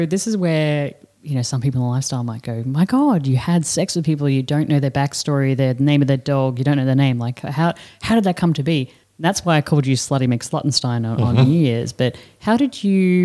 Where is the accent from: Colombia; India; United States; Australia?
Australia; moved away; We're Australian